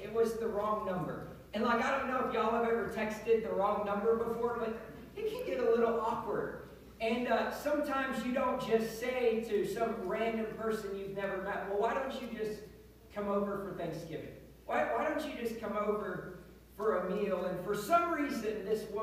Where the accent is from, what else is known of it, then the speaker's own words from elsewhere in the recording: Pennsylvania, United States; moved away; I grew up in Pennsylvania